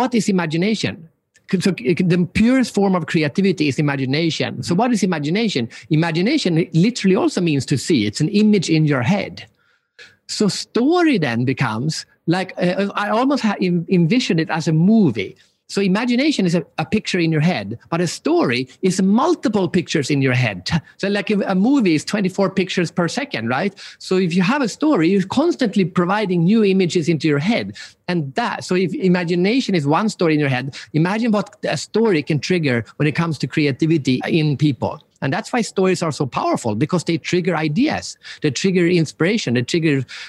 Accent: Sweden; I'm from Sweden

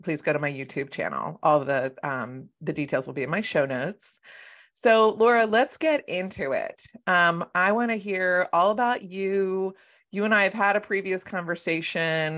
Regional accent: Philadelphia, Pennsylvania, United States; I'm a Philly girl.

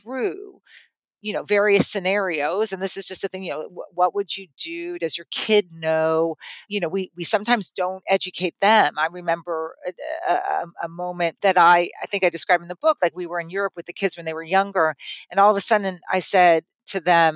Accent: California, United States; moved away; I grew up in California

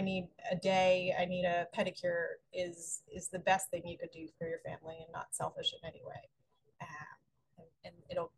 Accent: Philadelphia, Pennsylvania, United States; I am from Philadelphia, so the Phillies going all the way to the World Series, but losing to the Astros, still a lot of hope.

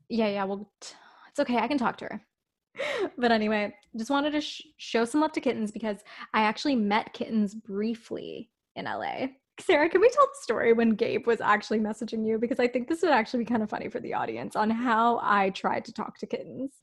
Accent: Toronto, Ontario, Canada; We're from Toronto

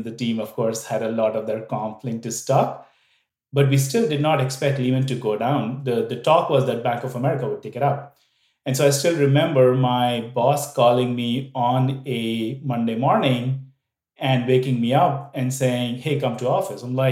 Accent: India; moved away as an adult; also born or lived in Vietnam; I am from India. I grew up there, did all of my education there

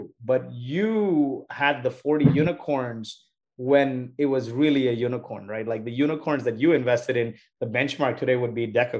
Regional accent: Montreal, Quebec, Canada; now in San Francisco, United States; from Montreal. I'm tuning in from San Francisco.

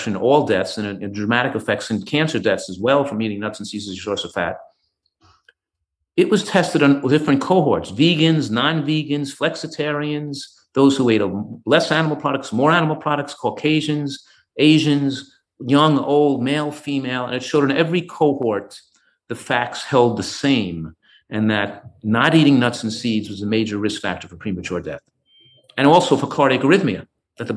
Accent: Yonkers, New York, United States; moved away as an adult; also born or lived in Tarrytown, New York / Philadelphia, Pennsylvania; I grew up in Yonkers, New York

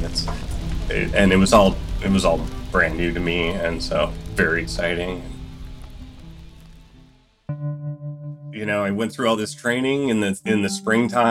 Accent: Spearfish, South Dakota, United States; moved away as an adult; also born or lived in Alaska; I grew up in the Black Hills of South Dakota, spearfish

